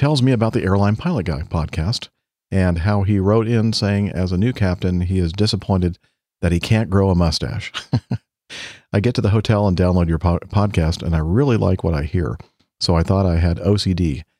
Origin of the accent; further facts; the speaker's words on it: Everett, Washington, United States; I grew up in South Everett, about 30 miles north of Seattle, just a stone's throw away from Payne Field.